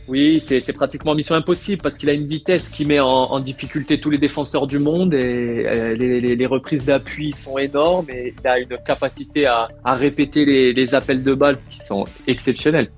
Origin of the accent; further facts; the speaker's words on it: France; also born or lived in Tunisia; mon père est français, je suis né en France